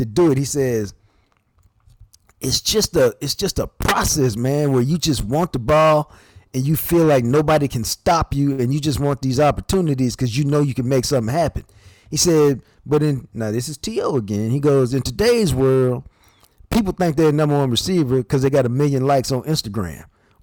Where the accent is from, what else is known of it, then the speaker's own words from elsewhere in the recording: Knoxville, Tennessee, United States; I was born in Knoxville